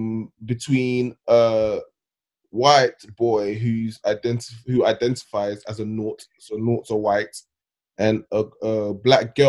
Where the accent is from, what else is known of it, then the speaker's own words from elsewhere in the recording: London, United Kingdom; also born or lived in Ghana; I grew up in Thamesmead, which is basically Nigeria, and I'm from Ghana